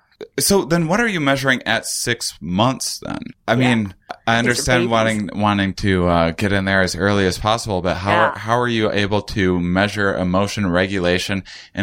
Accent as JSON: {"language": "English", "region": "Wisconsin", "country": "United States", "said": "I'm from Wisconsin. Yeah. I'm from the Midwest."}